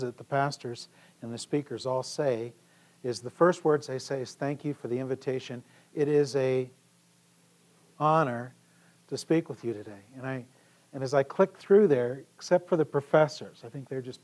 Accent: Emigrant, Montana, United States; also born or lived in Sheridan, Montana / Garrett, Indiana / Siloam Springs, Arkansas; I was born in Sheridan, Montana, and lived actually in this area as well when I was this high

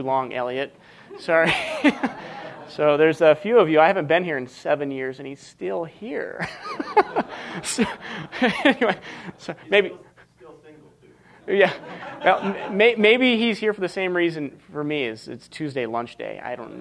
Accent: Washington, United States; moved away as an adult; now in Montana, United States; I moved to Montana from Washington State

